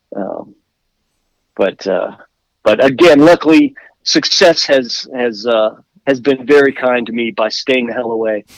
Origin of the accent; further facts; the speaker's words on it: Washington, District of Columbia, United States; moved away; I was born in Washington D.C.